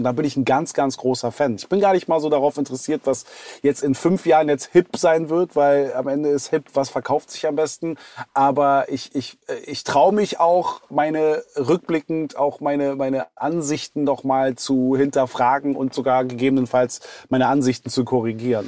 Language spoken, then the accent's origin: German; Berlin, Germany; als gebürtiger Westberliner